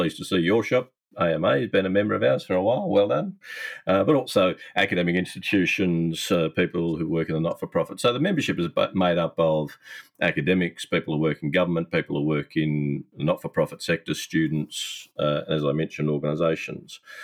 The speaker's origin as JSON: {"language": "English", "town": "Newcastle", "region": "New South Wales", "country": "Australia", "tie": "born or raised there", "also_born_or_lived": "Perth", "moved": "as an adult", "said": "in my hometown"}